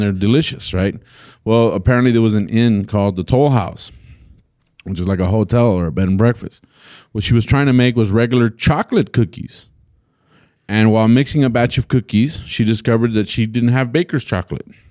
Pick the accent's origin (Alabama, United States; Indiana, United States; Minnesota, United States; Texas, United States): Texas, United States; El Paso; I grew up in El Paso